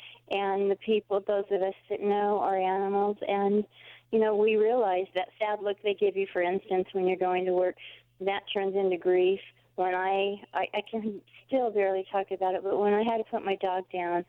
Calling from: Prescott, Arizona, United States

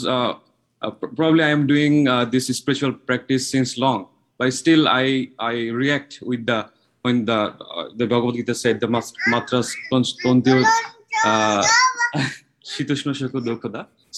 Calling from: Japan; from Japan.

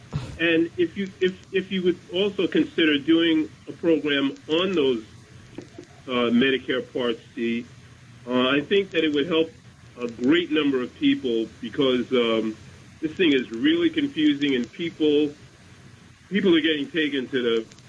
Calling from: New York City, New York, United States; calling from Bronx, New York.

